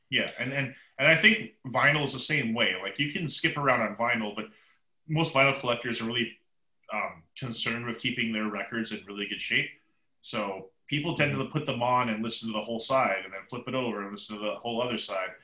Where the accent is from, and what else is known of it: Seattle, Washington, United States; born or raised there